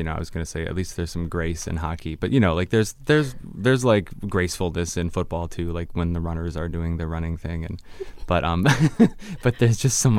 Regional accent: Ellicottville, New York, United States; moved away; I'm from Ellicottville, which we got it there. And small little town tucked in the hills of southwestern New York State, on the other side of New York. You know, we're like south of Buffalo, off Lake Erie.

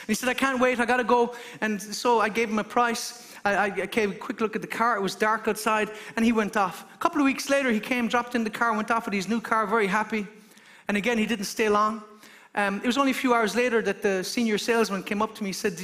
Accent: Ireland; as an Irishman

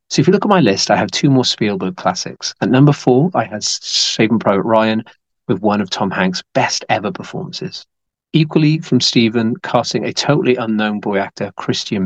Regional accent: United Kingdom; as a Brit, I'm very proud of the quality of the stuff we produce

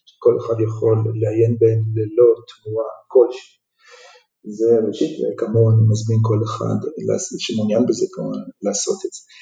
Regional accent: Jerusalem, Jerusalem District, Israel; ובירושלים הקטנה שנולדתי בה

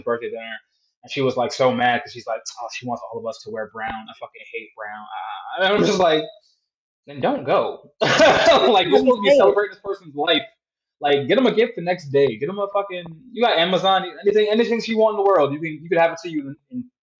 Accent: Northeast, United States; I'm from the Northeast

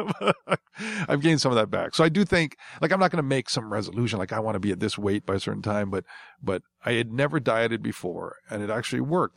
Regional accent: Hawaii, United States; I'm, I'm Hawaiian

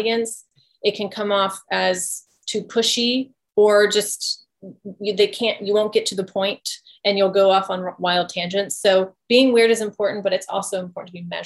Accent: the South, United States; I grew up in the South around a whole bunch of different cultures. My family is Cajun

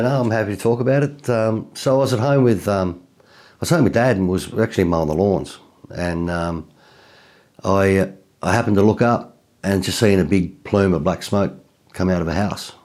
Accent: Tasmania, Australia; I'm from Tasmania, so Tassie is a little island just south of, um, mainland Australia

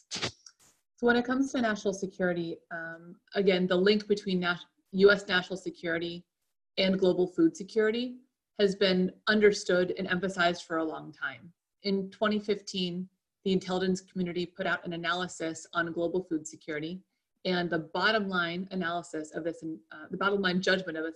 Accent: Erie, Pennsylvania, United States; now in Washington, D.C., United States; I was born and raised in Erie, Pennsylvania

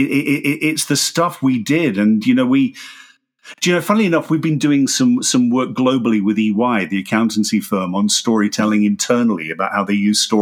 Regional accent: Australia; moved away as an adult; now in United Kingdom; there's 20 years of me being an Australian, which I grew up

